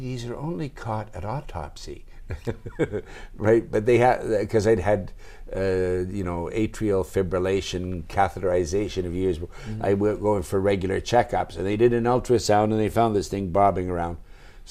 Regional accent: Toronto, Ontario, Canada; also born or lived in Elora, Ontario; now in Chiba, Japan; we sold our house in Toronto

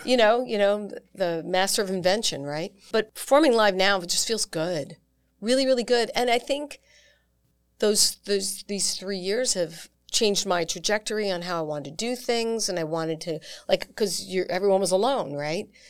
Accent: New York, United States; also born or lived in Long Island / Manhattan / Syracuse; I grew up on the East Coast in New York

